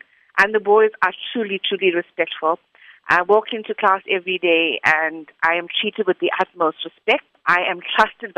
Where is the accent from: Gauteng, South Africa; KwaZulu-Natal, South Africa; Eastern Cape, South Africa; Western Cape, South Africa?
KwaZulu-Natal, South Africa; Chatsworth; accent: Indian; I've always been a Chatsworth girl. I schooled in Chatsworth